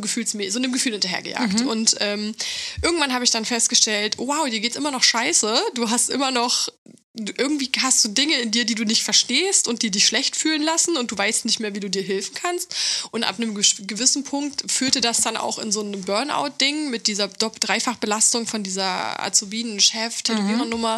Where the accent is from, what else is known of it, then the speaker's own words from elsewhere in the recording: East Germany, Germany; ich komme aus Ostdeutschland